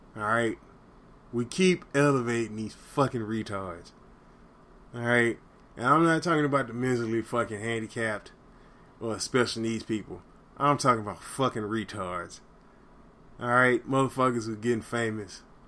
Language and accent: English; the South, United States; I grew up in the South